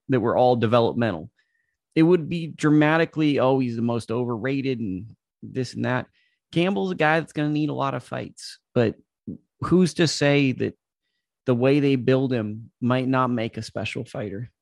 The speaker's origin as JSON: {"language": "English", "country": "United States", "said": "As an American"}